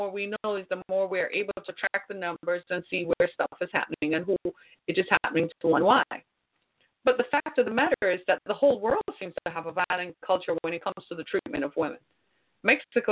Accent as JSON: {"language": "English", "country": "Jamaica", "also_born_or_lived": "Orlando, Florida / Miami", "moved": "as an adult", "lives_now": "United States", "said": "my home country, Jamaica"}